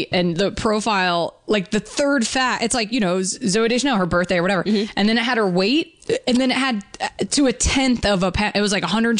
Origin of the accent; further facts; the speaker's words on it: Georgia, United States; But I grew up in Georgia, really close to a lot of, like, actual Civil War battlefields.